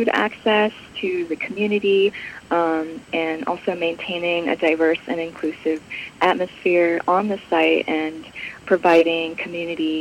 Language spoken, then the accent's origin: English; Bay Area, California, United States; moved away as an adult; now in Los Angeles, United States; I grew up in the Bay Area. I was there from when I was 8 till about 24.